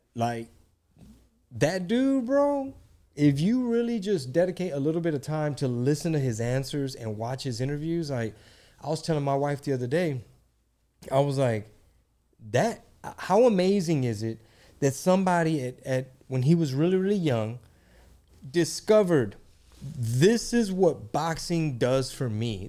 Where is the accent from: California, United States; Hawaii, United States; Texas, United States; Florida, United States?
Texas, United States; we're both Mexican, we're both from Texas